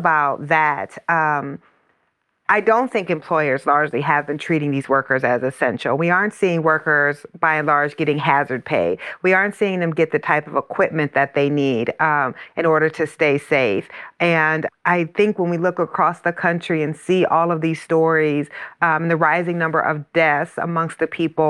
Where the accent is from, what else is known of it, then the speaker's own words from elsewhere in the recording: Iowa, United States; the plant in my hometown is in Iowa